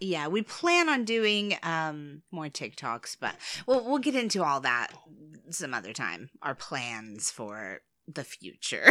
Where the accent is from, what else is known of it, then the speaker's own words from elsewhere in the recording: United States; I'm American.